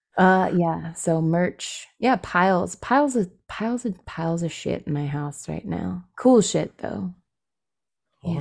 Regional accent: California, United States; also born or lived in San Francisco; being a Californian

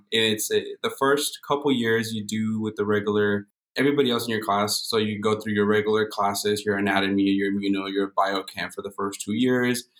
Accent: Montebello, California, United States; We're all born and raised in Los Angeles County. We grew up right next to in in Montebello. It's a small little town right next to East LA.

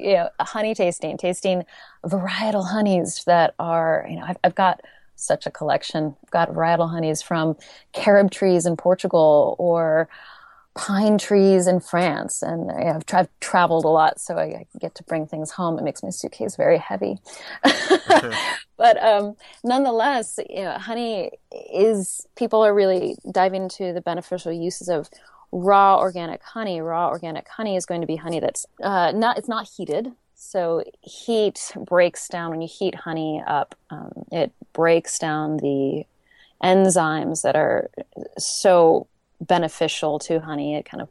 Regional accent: California, United States; now in Portland, United States; I just moved to Portland and I'm from the Bay Area.

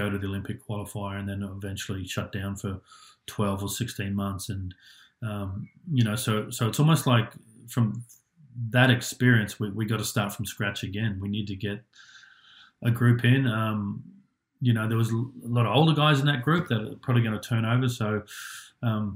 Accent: Australia; moved away as an adult; also born or lived in United States / Japan; I grew up in Australia

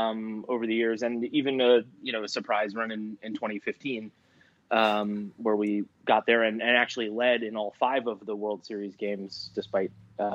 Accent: Long Island, New York, United States; I grew up on Long Island, partly because my family all came from Brooklyn originally on Long Island.

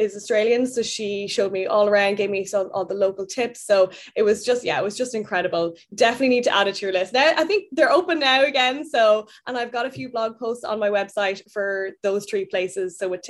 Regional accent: Ireland; moved away as an adult; now in London, United Kingdom; I am Irish. I'm from the countryside of Ireland, like the kind of middle of nowhere, beautiful green fields. And I now live in London.

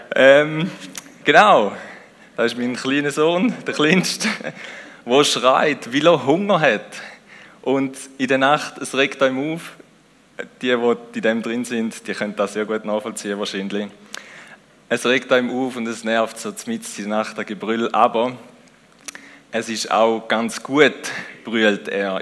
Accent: Switzerland; Wir sind auch Schweizer

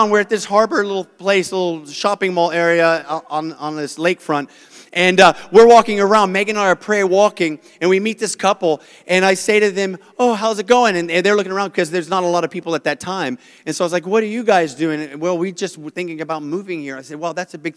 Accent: South Africa; now in United States; I'm South African

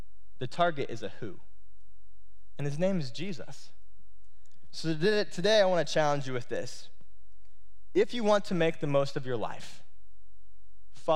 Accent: Indiana, United States; growing up in Indiana

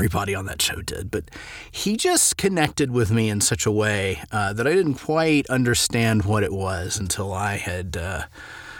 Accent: Memphis, Tennessee, United States; moved away; I grew up partially in Memphis, Tennessee

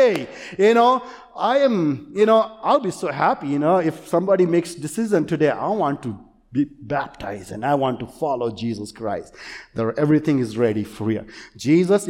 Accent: India; English is a second language; moved away; I grew up in India

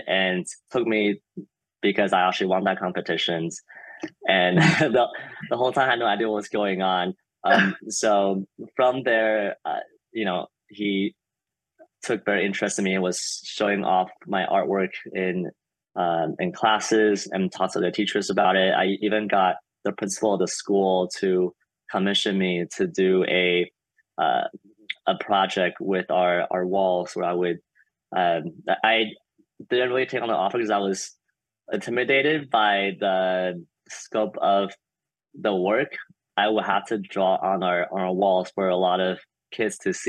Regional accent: Taiwan; I grew up in Taiwan

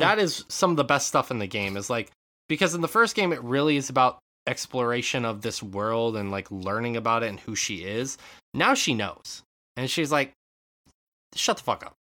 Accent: Western Montana, United States; moved away; growing up in Western Montana

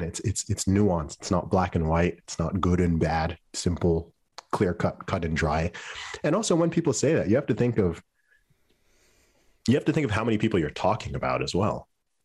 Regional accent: Saudi Arabia; also born or lived in Luton, United Kingdom; You know, I grew up in Saudi Arabia. I lived in Saudi Arabia for 20 years.

